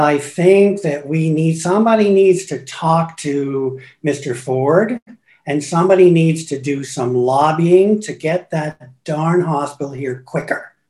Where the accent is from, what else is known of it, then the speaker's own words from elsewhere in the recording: Guelph, Ontario, Canada; moved away as an adult; also born or lived in Hamilton / Toronto / Paris / Mexico; I was born and raised, went to various schools in Guelph